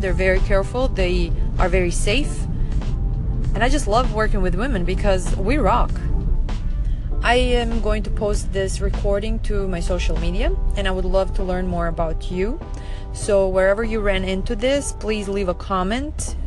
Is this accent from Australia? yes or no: no; Serbia; now in Fort Lauderdale, United States; I'm originally from Serbia, which is in Southeast Europe